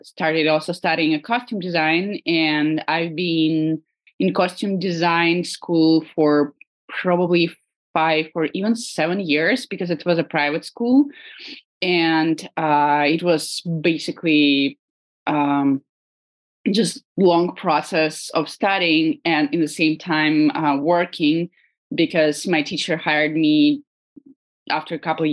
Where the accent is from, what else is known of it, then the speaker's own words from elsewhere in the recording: Moscow, Russia; moved away as an adult; now in San Francisco, United States; Originally I'm from Moscow, and I right now I live in San Francisco